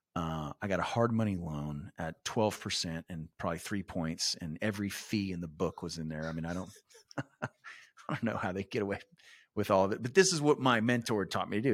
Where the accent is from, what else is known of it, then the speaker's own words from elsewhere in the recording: San Antonio, Texas, United States; I was born and raised in San Antonio.